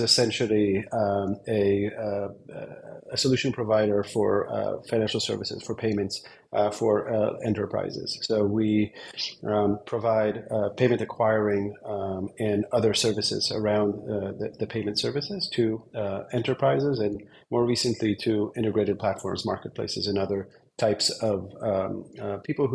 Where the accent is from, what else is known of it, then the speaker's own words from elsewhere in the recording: Israel; moved away as an adult; also born or lived in Berlin, Germany / Bay Area, United States; originally born and raised in Israel, spent a very long time in Europe, in Berlin for a few years, and then for 10 years in the Bay Area.